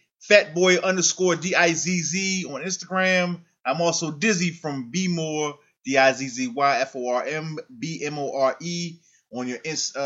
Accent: Baltimore, Maryland, United States; I'm from Baltimore.

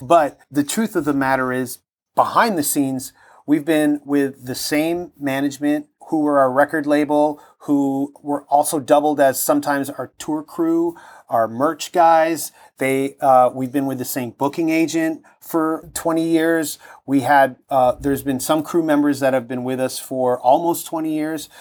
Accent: Toronto, Ontario, Canada; growing up in Toronto

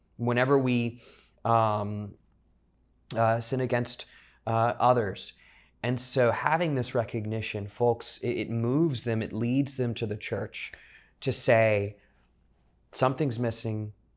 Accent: South Louisiana, United States; born and raised in South Louisiana, so I know Mardi Gras, uh, very well.

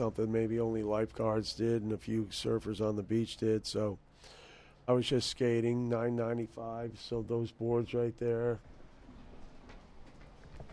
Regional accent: Newport, Rhode Island, United States; I grew up in Newport, Rhode Island

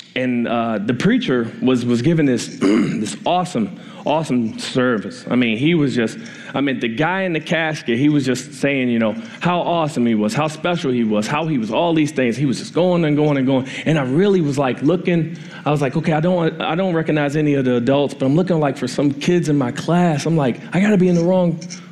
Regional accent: Washington, District of Columbia, United States; moved away; I grew up in Washington, D.C., and I'm 39 years old, and when I lived in D.C. in high school

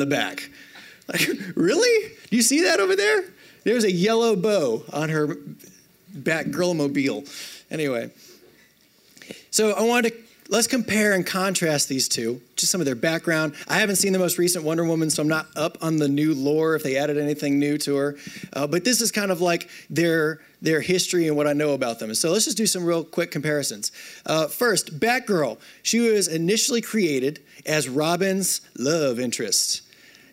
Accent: North Louisiana, United States; moved away as an adult; also born or lived in Oklahoma / Florida; I grew up in North Louisiana, spent some time

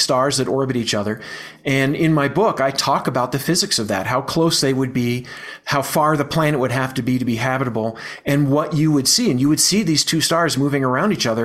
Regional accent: Virginia, United States; now in Colorado, United States; I grew up in Virginia, you know, it doesn't get that much cooler at night, but I live in Colorado now

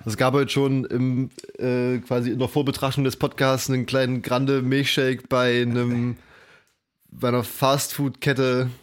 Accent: East Germany, Germany; bei uns in Ostdeutschland

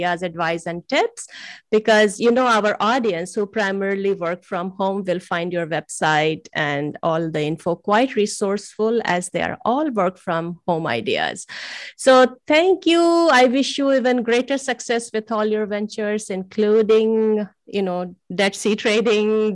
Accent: India; moved away; originally I come from India

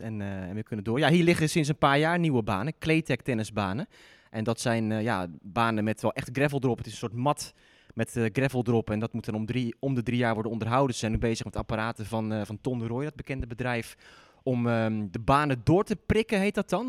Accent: Zeeland, Netherlands; moved away; mijn eigenlijke tennisclub, die, eh, waar ik ben opgegroeid, ligt in Zeeland

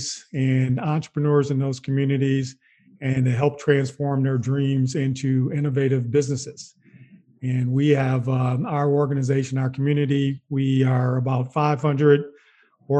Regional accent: Wisconsin, United States; moved away; also born or lived in Chicago; I'm not from Chicago, but I'm from Wisconsin, and I spent a significant amount of time in Chicago

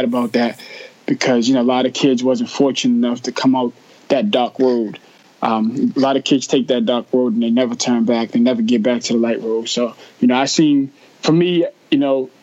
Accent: Boston, Massachusetts, United States; I grew up in Jamaica Plain, tough part of Boston

